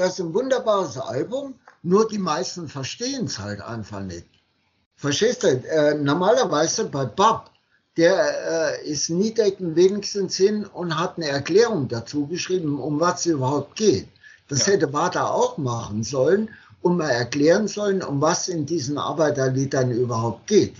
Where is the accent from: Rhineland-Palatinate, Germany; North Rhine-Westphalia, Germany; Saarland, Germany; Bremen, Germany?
Saarland, Germany; ich als Saarländer